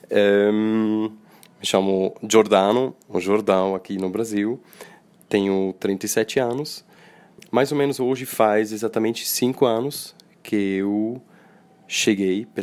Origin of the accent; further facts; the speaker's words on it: Switzerland; Eu sou da Suíça.